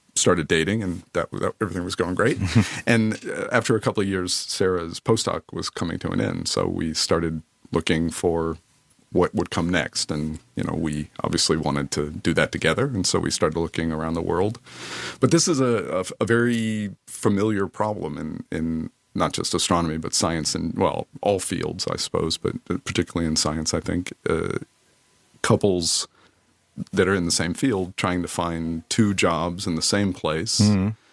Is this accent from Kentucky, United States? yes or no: yes; Kentucky, United States; now in Netherlands; I grew up in the southern part of the U.S. in Kentucky